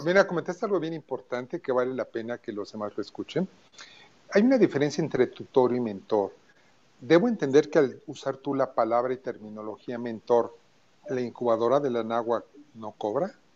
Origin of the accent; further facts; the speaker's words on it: Mexico; vamos a apoyarnos como mexicanos